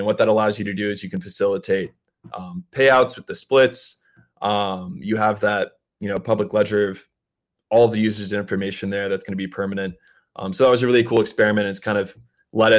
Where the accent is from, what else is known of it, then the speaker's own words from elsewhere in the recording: Atlanta, Georgia, United States; We're all from Atlanta